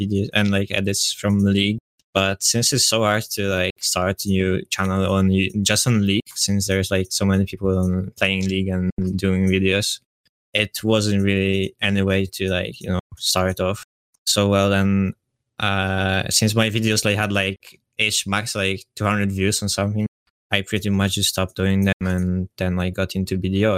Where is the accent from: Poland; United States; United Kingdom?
Poland; accent: Polish; English is a second language; I'm Polish, so my accent can be a bit cringe.